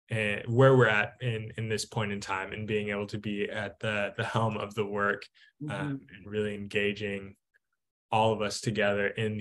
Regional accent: Atlanta, Georgia, United States; moved away as an adult; also born or lived in Southeast Tennessee; now in Oregon, United States; So I am a newfound Oregonian, born and raised in the South, Atlanta, Georgia, or the Dirty South, as it's sometimes referred to, in the most wonderful of ways. So yes, I grew up there. I was born and raised

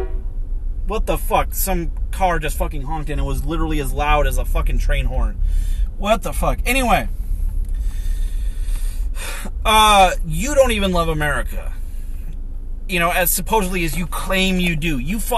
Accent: United States; I'm an American.

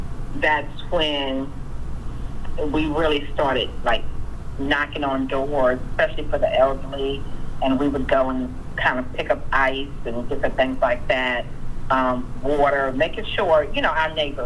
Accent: New York, United States; also born or lived in Pitt County, North Carolina; now in Greenville, United States; And so when we were about, when I was about 15 months old or 18 months, something like that, my parents moved to New York

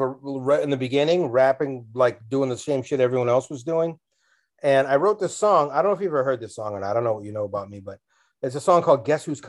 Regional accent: New York, United States; now in Lowell, United States; I'm from the Bronx in the 70s

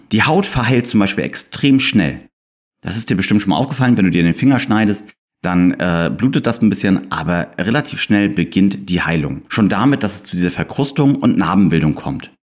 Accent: Germany; hier bei uns in Deutschland

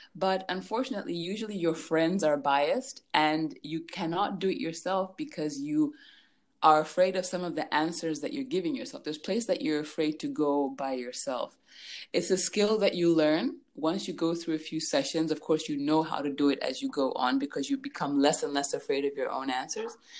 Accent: Lusaka, Lusaka Province, Zambia; So I was born and raised in Lusaka, Zambia.

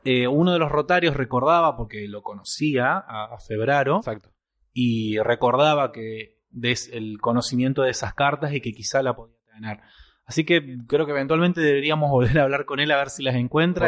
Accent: Argentina; dos argentinos

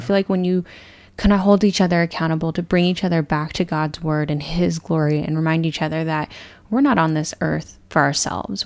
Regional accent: Texas, United States; moved away; also born or lived in California; I grew up born and raised in Texas and eventually moved to California

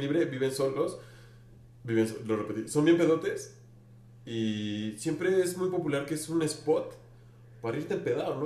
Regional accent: Mexico City, Mexico; accent: chilango; Yo sí estoy orgulloso de mi acento chilango

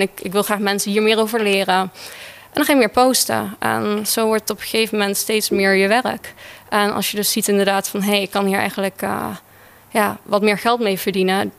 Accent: Netherlands; ik ben een echte Hollandse meid met blauwe ogen, blond haar.

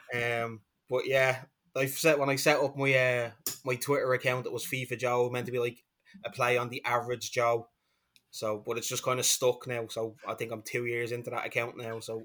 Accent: Dublin, Leinster, Ireland; I'm from Dublin, Ireland

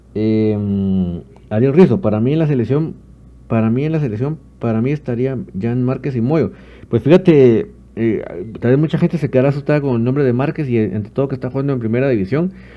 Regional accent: Guatemala; Sí soy guatemalteco con mucho orgullo

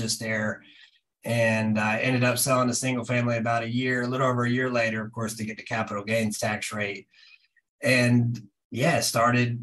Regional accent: North Carolina, United States; I'm originally from North Carolina

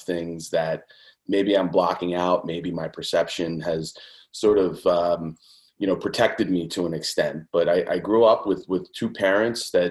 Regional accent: Conshohocken, Pennsylvania, United States; I grew up outside of Philadelphia, kind of Lafayette Hill, Conshohocken area.

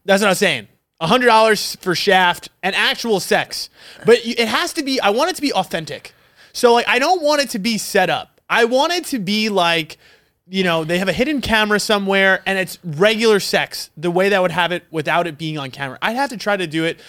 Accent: New York, United States; now in Arizona, United States; I was back home from New York

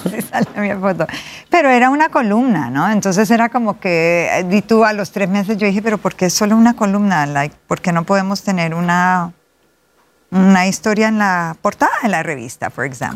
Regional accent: Cali, Valle del Cauca, Colombia; Nací en Cali, Colombia, la capital de la salsa.

